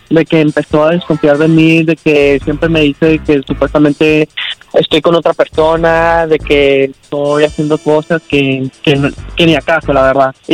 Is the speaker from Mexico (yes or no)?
yes; Mexico; accent: Colombian; No, yo soy mexicano.